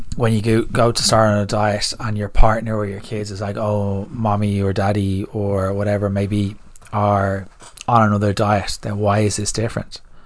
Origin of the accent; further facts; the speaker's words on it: Ireland; as Irish people